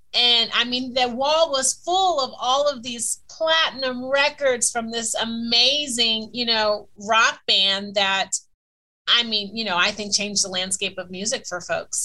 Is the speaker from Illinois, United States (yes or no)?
yes; Chicago, Illinois, United States; moved away as an adult; also born or lived in East Coast, United States; now in Los Angeles, United States; I'm a girl from Chicago.